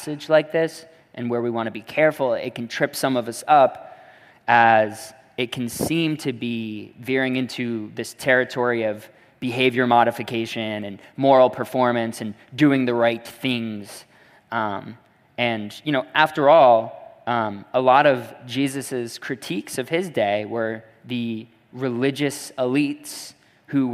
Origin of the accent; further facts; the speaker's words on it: Netcong, New Jersey, United States; my hometown of Nekong